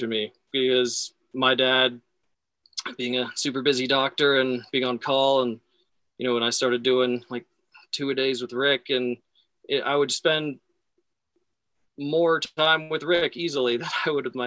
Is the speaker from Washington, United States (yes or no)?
no; Sun Valley, Idaho, United States; moved away as an adult; also born or lived in Boulder, Colorado; I grew up in Sun Valley, Idaho